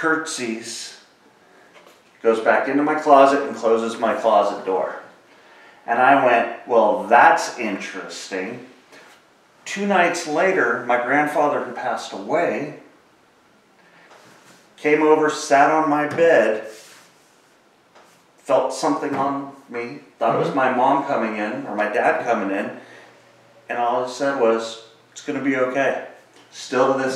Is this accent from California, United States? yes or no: yes; Daly City, California, United States; I grew up near Colma. It's in Daly City, California, and San Bruno, all that area on the peninsula